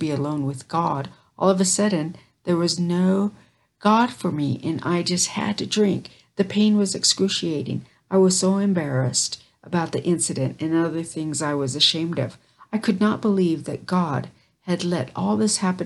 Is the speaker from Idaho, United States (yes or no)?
yes; Caldwell, Idaho, United States; I was raised in the Caldwell labor camp, about 4 miles outside the town of Caldwell, Idaho